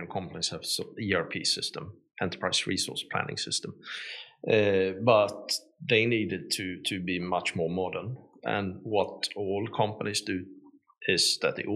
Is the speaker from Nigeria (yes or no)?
no; southern Sweden, Sweden; moved away as an adult; also born or lived in Stockholm, Sweden / Poland; South of Sweden. I lived in Stockholm for like 20 years and then in Poland for 5 and moved here for a year ago